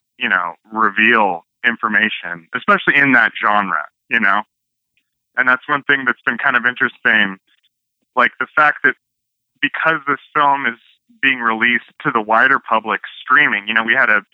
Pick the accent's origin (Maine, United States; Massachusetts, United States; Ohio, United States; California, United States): California, United States; Northern; moved away as an adult; now in Los Angeles, United States; I'm from Northern California originally.